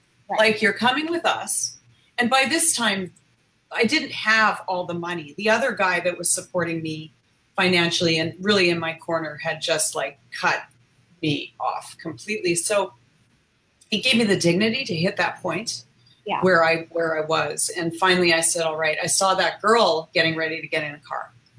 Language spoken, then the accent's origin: English; Canada; moved away; also born or lived in United States; I was in the US, I'm from Canada.